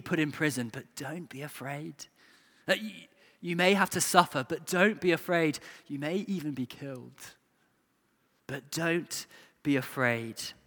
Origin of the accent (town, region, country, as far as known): England, United Kingdom